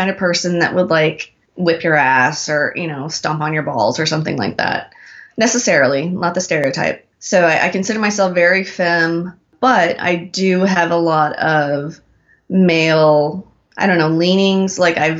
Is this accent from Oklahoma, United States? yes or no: yes; Oklahoma, United States; moved away; I grew up in Oklahoma